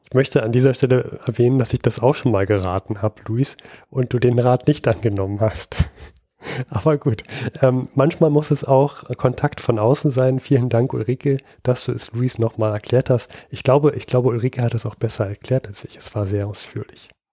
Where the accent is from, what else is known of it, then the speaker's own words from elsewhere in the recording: Berlin, Germany; ich als Berliner